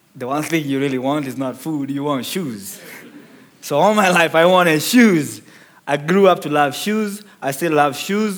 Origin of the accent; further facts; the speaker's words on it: Nairobi, Kenya; moved away; I was born in the second largest slum in Kenya called Mathare, which is in Nairobi as well.